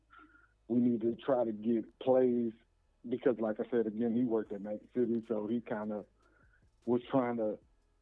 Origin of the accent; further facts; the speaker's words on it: Wilmington, Delaware, United States; now in Athens, United States; I'm originally from Wilmington, Delaware